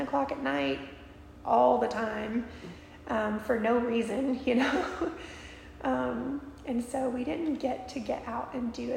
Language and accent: English; near Destin, Florida, United States; moved away as an adult; also born or lived in Alaska; I grew up in Florida